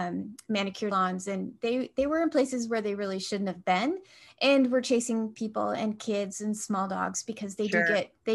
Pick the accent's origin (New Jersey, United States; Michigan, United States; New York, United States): Michigan, United States; moved away; I'm originally from Michigan